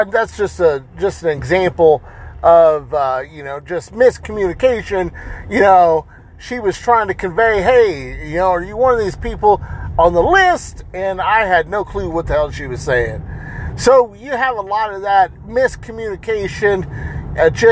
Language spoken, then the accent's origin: English; United States; I'm Hispanic and Native American, okay? I'm American. I was born here in the United States.